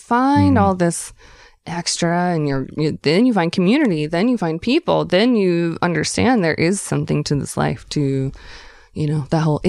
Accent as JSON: {"language": "English", "region": "the South", "country": "United States", "said": "And I actually had that moment because we're from the South."}